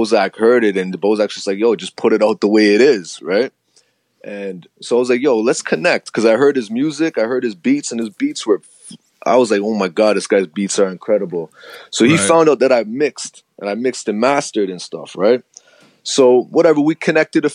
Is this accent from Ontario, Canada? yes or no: yes; Toronto, Ontario, Canada; the area that I grew up in an area called Rexdale. It's in Toronto